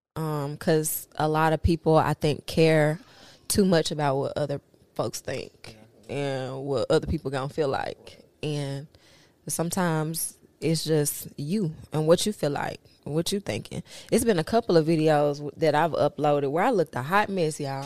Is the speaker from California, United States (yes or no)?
no; Memphis, Tennessee, United States; moved away as an adult; also born or lived in New Orleans, Louisiana; I went to school through high school in Memphis